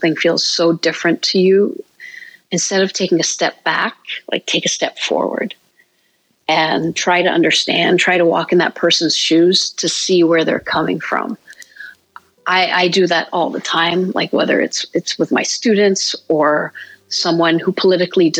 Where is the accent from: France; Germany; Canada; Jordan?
Jordan; also born or lived in Georgia, United States; now in Columbus, United States; for me growing up in Jordan